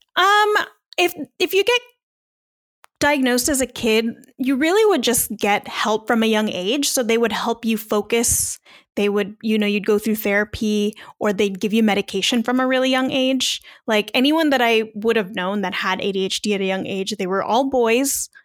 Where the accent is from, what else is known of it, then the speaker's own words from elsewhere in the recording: Long Beach, California, United States; moved away as an adult; now in Las Vegas, United States; podcaster based in Las Vegas, but I am originally from Long Beach, California